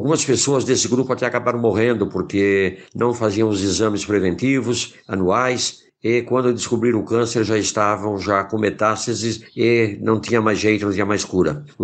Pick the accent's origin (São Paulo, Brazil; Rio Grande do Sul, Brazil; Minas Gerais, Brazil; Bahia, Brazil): São Paulo, Brazil; Indaiatuba; eu sou de Indaiatuba, São Paulo, eu tenho 70 anos.